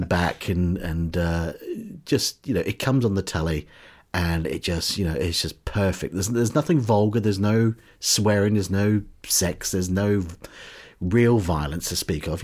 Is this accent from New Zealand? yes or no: yes; New Zealand; now in United Kingdom; growing up in New Zealand in the, in the seventies and eighties